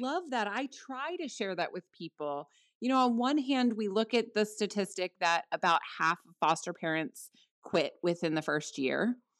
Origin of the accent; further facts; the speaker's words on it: New Jersey, United States; I'm in South Jersey right now. My husband and I met here, we met in middle school.